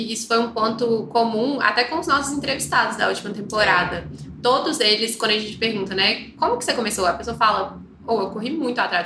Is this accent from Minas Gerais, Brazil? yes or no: yes; Belo Horizonte, Minas Gerais, Brazil; accent: Belo Horizonte; Se, se vocês não perceberam pelo nosso sotaque, que são os de Belo Horizonte